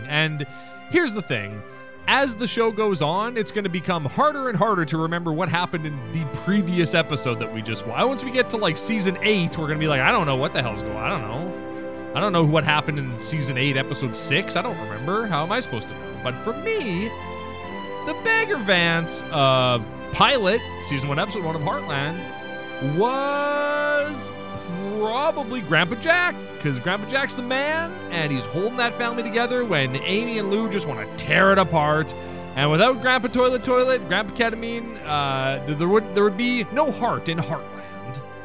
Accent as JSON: {"language": "English", "country": "Canada", "said": "we're Canadian as frick now"}